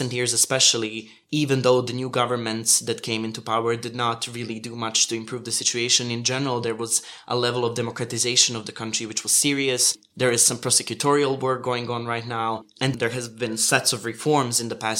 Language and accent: English; Montenegro